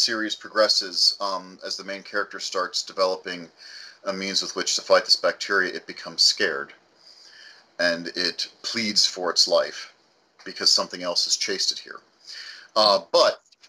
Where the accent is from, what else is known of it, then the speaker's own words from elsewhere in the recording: Scotland, United Kingdom; now in United States; Scottish, we boiled everything.